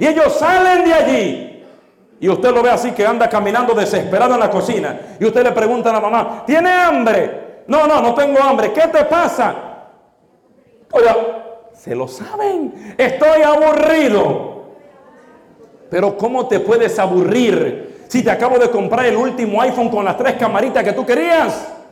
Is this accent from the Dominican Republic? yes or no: yes; Dominican Republic; now in United States; nacimos en otros países. Por ejemplo, yo en República Dominicana.